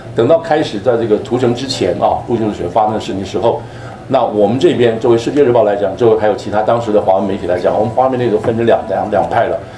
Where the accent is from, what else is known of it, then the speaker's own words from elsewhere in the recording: Taiwan; now in United States; 我从台湾过来